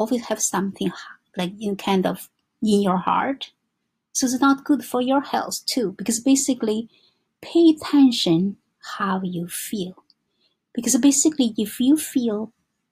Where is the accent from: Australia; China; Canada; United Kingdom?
China; English is a second language; moved away as an adult; now in New York, United States; I was born in China, and because I married to my husband